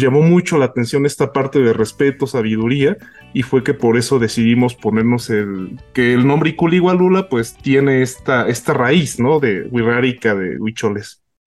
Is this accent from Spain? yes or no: no; Mexico; nosotros como mexicanos